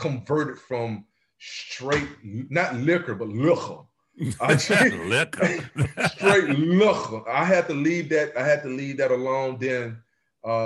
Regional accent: Mississippi, United States; moved away; I'm originally from Mississippi, so I chop and screw a lot of words

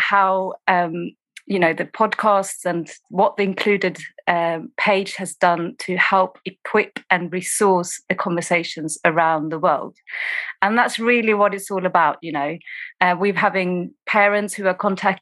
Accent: Sweden; also born or lived in East London, United Kingdom; now in London, United Kingdom; I am originally from Sweden, but I train and served as an officer in the UK, and I'm currently in East London

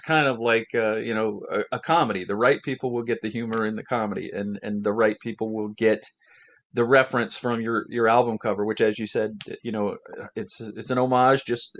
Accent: Ohio, United States; accent: Midwestern; also born or lived in New Jersey; now in Orlando, Florida, United States; I grew up in Ohio. I was born in New Jersey.

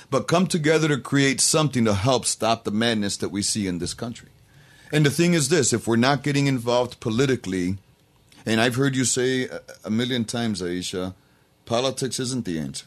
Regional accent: Rochester, New York, United States; born or raised there

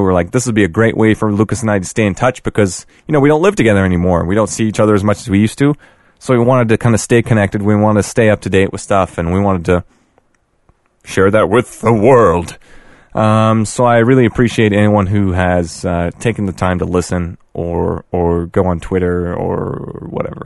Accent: Canada; we are Canadian.

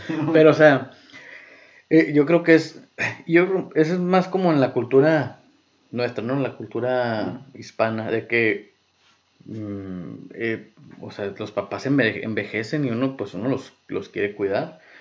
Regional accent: Mexico; como mexicanos

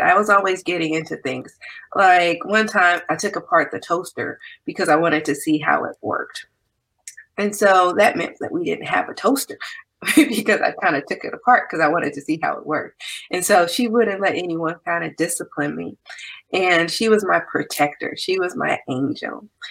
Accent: Compton, California, United States; also born or lived in Nashville, Tennessee / Santa Barbara, California / Ventura County, California; I'm originally from Compton, California.

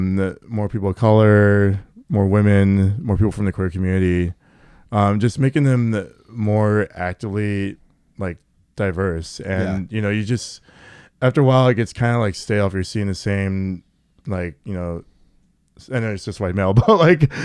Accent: Everett, Washington, United States; Yeah, from Everett.

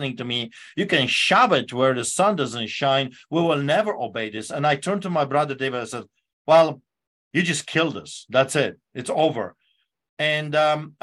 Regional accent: Poland; English is a second language; now in Calgary, Canada; growing up under the boots of the Soviets

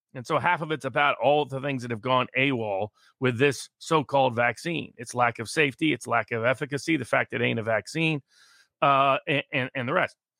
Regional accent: Tennessee, United States; moved away; my home state of Tennessee

